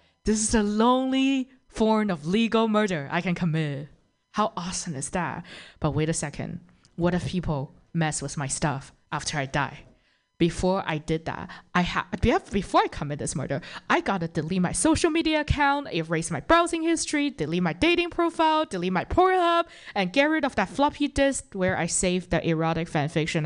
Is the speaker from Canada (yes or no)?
yes; Toronto, Ontario, Canada; I'm actually from Toronto